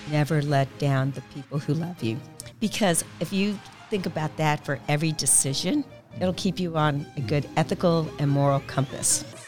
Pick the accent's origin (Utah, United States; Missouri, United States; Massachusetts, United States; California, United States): Missouri, United States; Kansas City; also born or lived in Azores, Portugal / Mallorca, Spain; I'm a Kansas City girl. I've been here since the early seventies